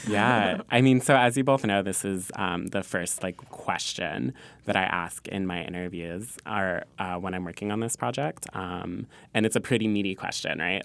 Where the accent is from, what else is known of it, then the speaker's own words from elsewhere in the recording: Southern California, United States; now in New York, United States; I'm from California